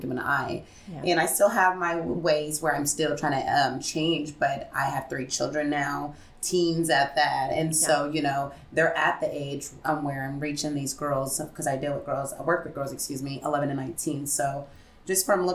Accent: Springfield, Missouri, United States; We are originated right here in Springfield, Missouri, my hometown.

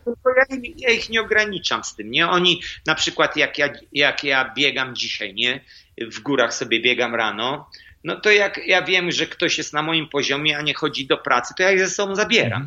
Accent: Elbląg, Warmian-Masurian Voivodeship, Poland; moved away; jedziemy do mojego miasta, skąd jestem

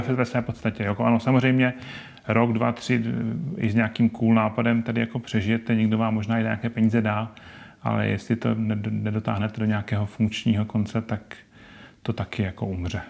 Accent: Ostrava, Moravian-Silesian Region, Czechia; now in Brno, Czech Republic; já jsem původem z Ostravy

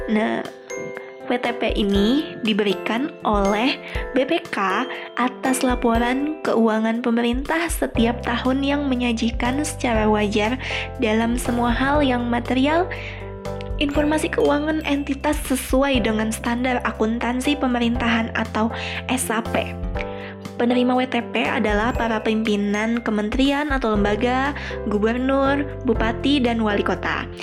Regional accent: Tanah Laut, South Kalimantan, Indonesia; saya mengambil Kabupaten Tanah Laut, kabupaten saya sendiri yang berada di Kalimat di Provinsi Kalimantan Selatan.

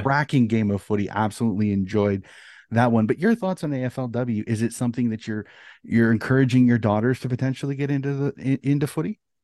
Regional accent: United States; as an American

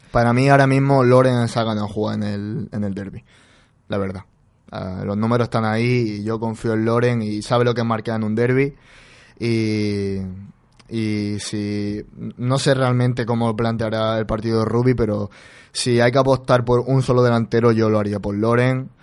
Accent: Úbeda, Andalusia, Spain; el equipo de mi pueblo, en el Úbeda Club de Fútbol

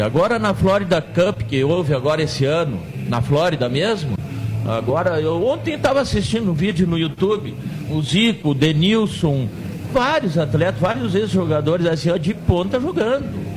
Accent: Erechim, Rio Grande do Sul, Brazil; now in Pelotas, Brazil; Eu sou natural de Erechim, mas eu moro aqui Opa. em Pelotas

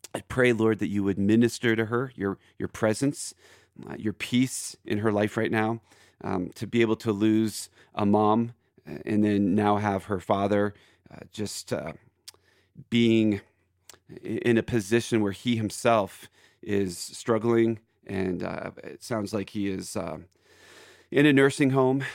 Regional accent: Philadelphia, Pennsylvania, United States; now in Aurora, Colorado, United States; I'm originally from Philadelphia

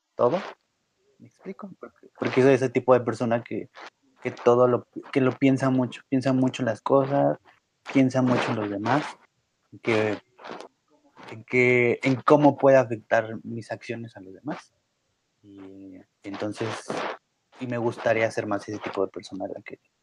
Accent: Mexico; los mexicanos en un pésimo acento, pero lo tratamos de decir el idioma

